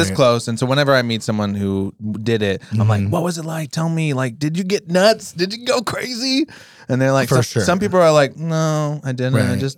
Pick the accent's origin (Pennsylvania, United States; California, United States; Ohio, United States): Pennsylvania, United States; Reading; born there; I'm from Reading.